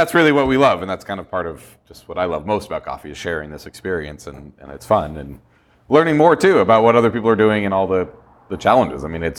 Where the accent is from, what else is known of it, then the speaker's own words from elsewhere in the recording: Colorado, United States; I'm from Colorado